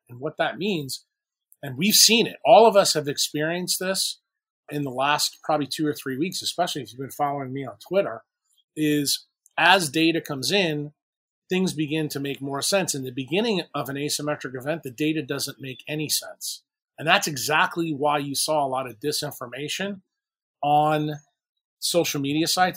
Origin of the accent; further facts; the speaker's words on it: New York City, New York, United States; now in New Orleans, United States; I'm also from New York City